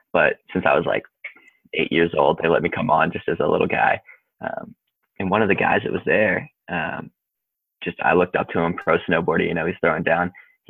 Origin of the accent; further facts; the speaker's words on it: Wintergreen, Virginia, United States; I grew up in Wintergreen, Virginia, riding Wintergreen, and then Snowshoe, West Virginia was like the big destination for us.